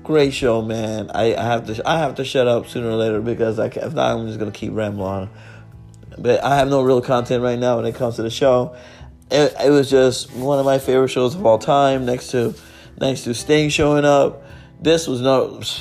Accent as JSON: {"language": "English", "town": "Miami", "region": "Florida", "country": "United States", "said": "I'm from Miami. I live in Miami"}